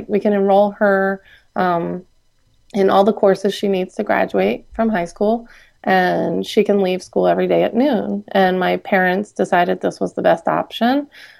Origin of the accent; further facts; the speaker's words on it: outside Philadelphia, Pennsylvania, United States; I grew up outside the Philadelphia area